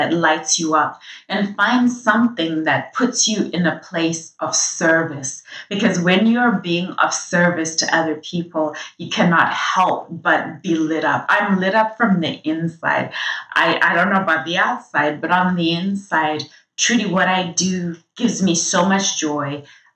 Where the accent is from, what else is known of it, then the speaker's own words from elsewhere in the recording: Zimbabwe; I'm from Zimbabwe, and growing up, I grew up in a country at the time that I was born